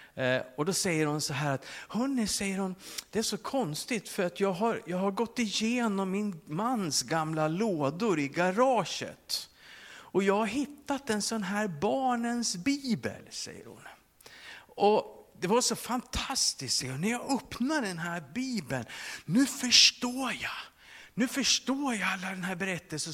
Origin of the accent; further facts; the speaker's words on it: Sweden; som svensk med våran personliga integritet